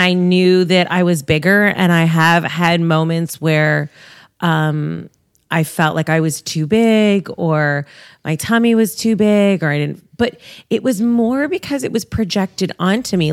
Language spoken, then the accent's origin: English; Toronto, Ontario, Canada; I'm a Toronto girl, born and raised